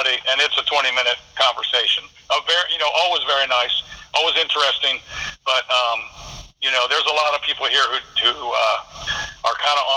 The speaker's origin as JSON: {"language": "English", "region": "Ohio", "country": "United States", "said": "we're from Ohio"}